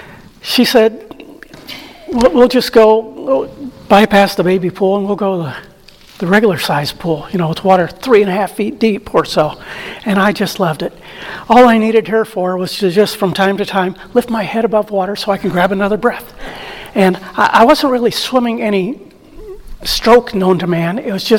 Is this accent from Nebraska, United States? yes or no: yes; Omaha, Nebraska, United States; also born or lived in Milwaukee, Wisconsin / Storm Lake; About 1959, we moved to Omaha, Nebraska, which is closer to my dad's parents in Lincoln.